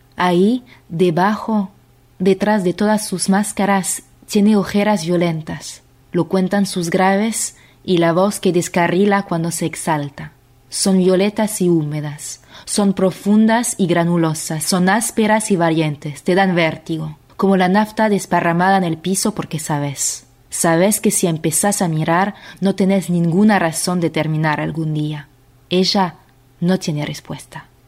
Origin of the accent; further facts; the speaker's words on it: France; accent: French; Spanish is a second language; now in Argentina; Voy a leer con acento porque soy francesa, pero vivo en Argentina